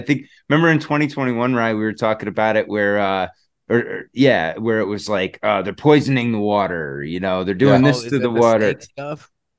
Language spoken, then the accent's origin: English; Connecticut, United States; my hometown from Connecticut